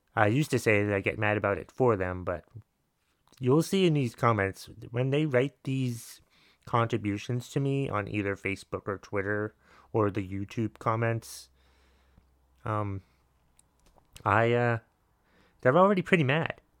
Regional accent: United States; I'm American

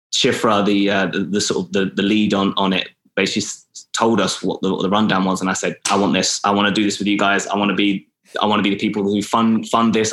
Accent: Milton Keynes, South East England, United Kingdom; moved away as an adult; also born or lived in Atlanta; now in Los Angeles, United States; I was moving from Milton Keynes, where I'm from

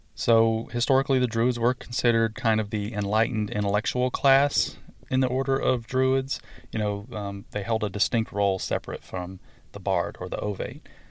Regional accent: the South, United States; accent: southern; my southern accent and my southern twang

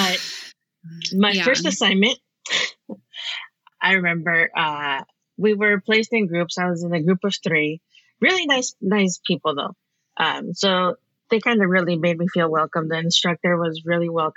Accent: California, United States; It's a really small farming community in California.

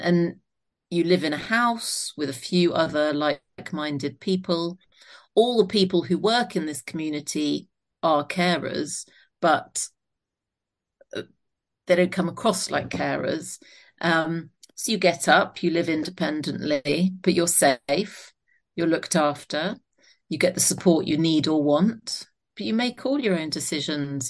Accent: Isle of Wight, South East England, United Kingdom; moved away as an adult; also born or lived in South London; I was born in South London. My mum was a nurse and my dad was a surgeon, uh, one brother and one sister. We moved to the Isle of Wight when I was about nine years old

